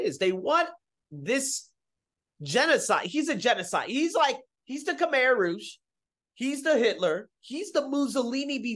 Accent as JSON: {"language": "English", "country": "Puerto Rico", "said": "Puerto Ricans, we're part Spanish"}